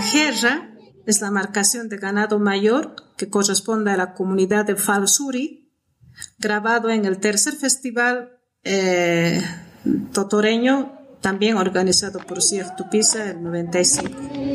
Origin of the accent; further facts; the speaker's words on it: Potosí, Bolivia; soy potosina, vivo en Potosí